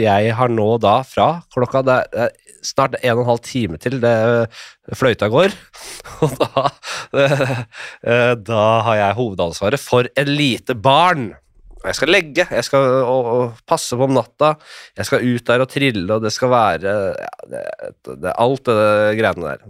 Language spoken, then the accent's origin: Norwegian; Oslo, Norway; da jeg vokste opp på Nordstrand